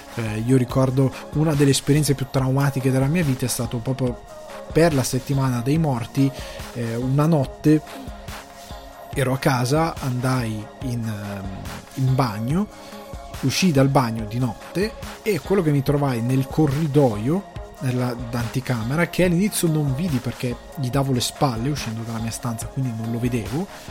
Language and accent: Italian; Crema, Lombardy, Italy; a livello di origine sono cresciuto nel Cremasco